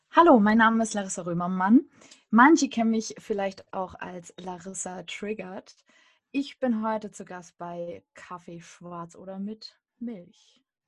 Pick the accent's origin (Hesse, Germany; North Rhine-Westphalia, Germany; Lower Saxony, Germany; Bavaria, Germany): Lower Saxony, Germany; Hullersen; moved away as an adult; also born or lived in Göttingen / Braunschweig; now in Berlin, Germany; Hullersen ist mein Heimatdorf. Da habe ich äh, fast 18 Jahre gelebt